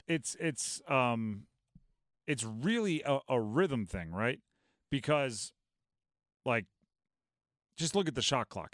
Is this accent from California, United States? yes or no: no; Hawaii, United States; moved away; also born or lived in Nebraska; I grew up in Hawaii. It's lived there for six, seven years